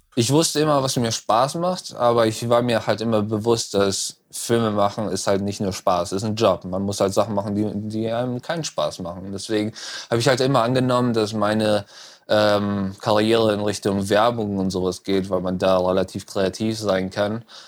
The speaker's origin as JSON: {"language": "German", "region": "North Rhine-Westphalia", "country": "Germany", "tie": "born or raised there", "also_born_or_lived": "Düsseldorf / Cologne / Berlin / Frankfurt", "moved": "as an adult", "lives_now": "Los Angeles, United States", "said": "Äh, ich komme aus Düsseldorf. Ich bin in Hahn geboren."}